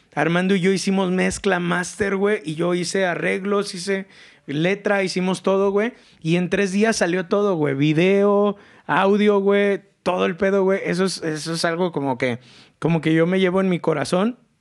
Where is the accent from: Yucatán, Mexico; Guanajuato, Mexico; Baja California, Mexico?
Guanajuato, Mexico; León; Yo soy un leonés bien pinche acá